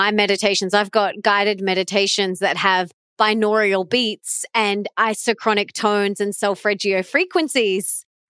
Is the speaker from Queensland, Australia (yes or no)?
yes; Sunshine Coast, Queensland, Australia; my hometown of the Sunshine Coast